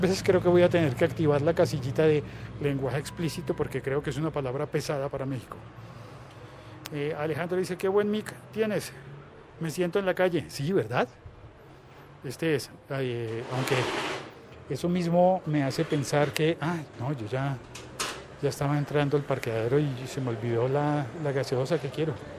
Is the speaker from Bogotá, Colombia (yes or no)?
yes; Bogotá, Colombia; como bogotano